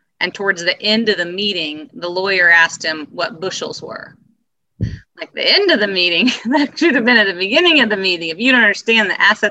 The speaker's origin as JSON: {"language": "English", "town": "Peru", "region": "Indiana", "country": "United States", "tie": "born or raised there", "said": "I was born and raised in Peru, Indiana, in Miami County"}